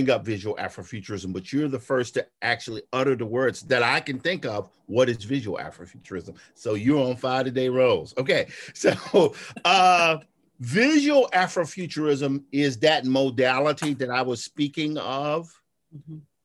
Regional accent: Clarksdale, Mississippi, United States; I'm from Clarksdale

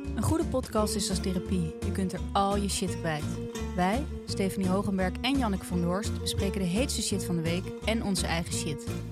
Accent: Blaricum, North Holland, Netherlands; ik kom uit Blaricum

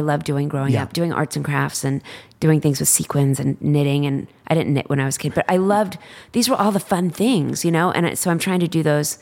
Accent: Dallas, Texas, United States; I'm from Dallas and I was like president of student council

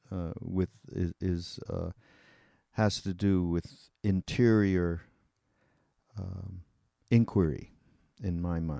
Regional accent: Canada; I'm well I'm Canadian and you're British.

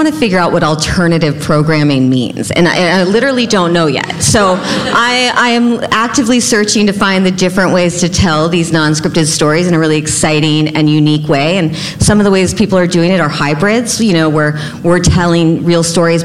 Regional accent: Texas, United States; I'm actually from Texas, so I'm using the y'all

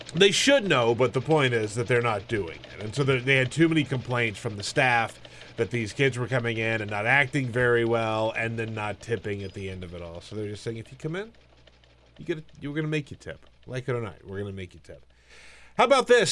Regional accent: South Carolina, United States; grew up in South Carolina. My, all my family is from Alabama.

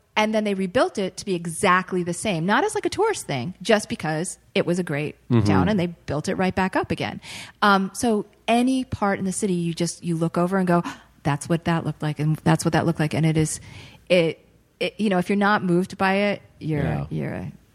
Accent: Boston, Massachusetts, United States; moved away; also born or lived in New York State; I'm originally from the Boston area.

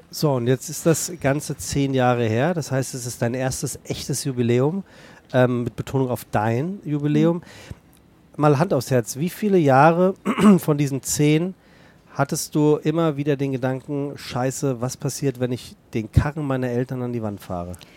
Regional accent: Rheinhessen, Rhineland-Palatinate, Germany; moved away as an adult; now in Hamburg, Germany; meine Heimat

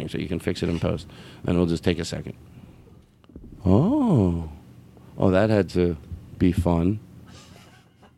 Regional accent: Philadelphia, Pennsylvania, United States; I'm from Philly.

